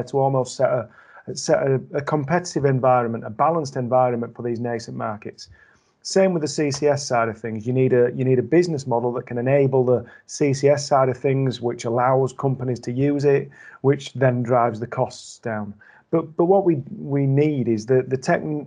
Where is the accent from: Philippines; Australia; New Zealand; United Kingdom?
United Kingdom; Yorkshire and the Humber; now in Wakefield, United Kingdom; I'm from the Humber